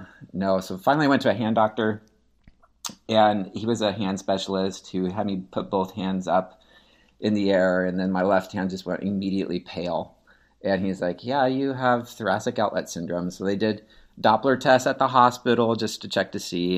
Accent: Seattle, Washington, United States; also born or lived in Carmel, Indiana / Houston, Texas; now in Katy, United States; I grew up in Seattle, Washington

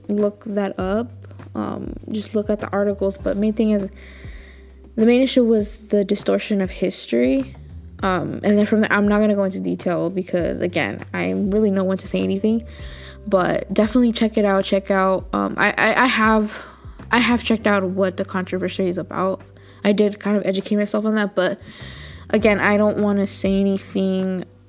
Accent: United States; I'm just an American

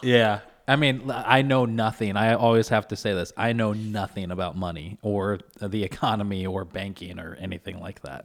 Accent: Kentucky, United States; now in Syracuse, United States; I was born and raised in Kentucky

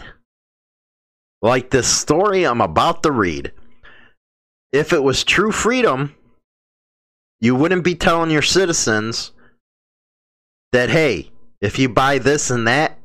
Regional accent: Chicago, Illinois, United States; I'm from Chicago

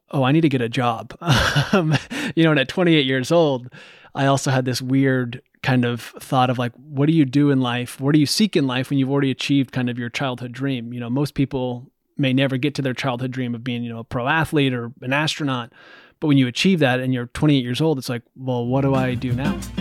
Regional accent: Bend, Oregon, United States; also born or lived in northern Vermont; now in Vermont, United States; the street I grew up on in Bend, Oregon.

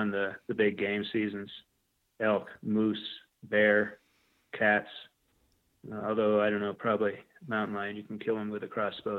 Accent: New England, United States; Well, I grew up in New England and basically had a lot of experience with camping and hiking through Boy Scouts, through my family.

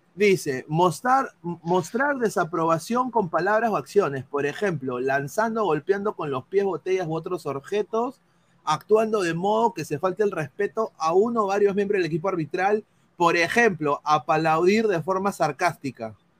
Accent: Peru; somos cholos, todos somos de esta misma raza, somos peruanos, somos blanquirrojos

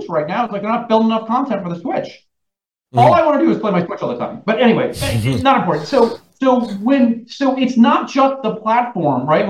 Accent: New York, United States; as a New Yorker

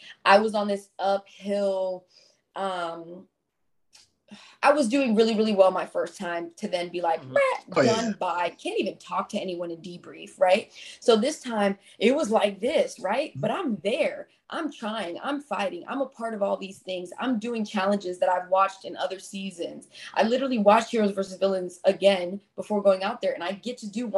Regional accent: United States; I'm an American

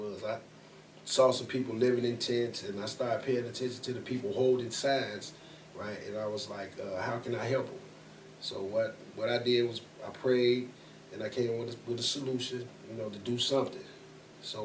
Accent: Chicago, Illinois, United States; Man, it was, like, in the situation, man, growing up in Chicago, it was just a whole lot of different opportunities, you know, and it was rough.

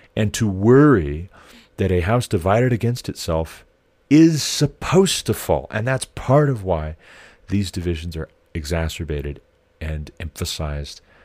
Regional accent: United States; I am an American

